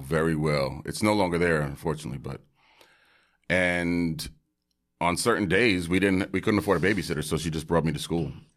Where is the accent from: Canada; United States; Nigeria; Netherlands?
United States; New York City, New York; also born or lived in Bay Area; a wonderful family in Park Slope, Brooklyn, adopted me, and I grew up in Park Slope.